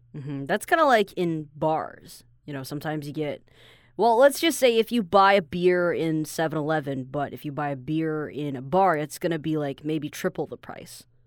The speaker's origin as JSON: {"language": "English", "country": "Taiwan"}